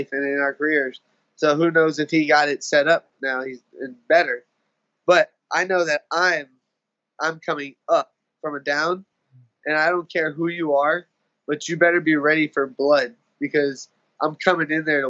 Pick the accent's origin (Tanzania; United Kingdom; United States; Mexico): United States; Tampa, Florida; it's hometown.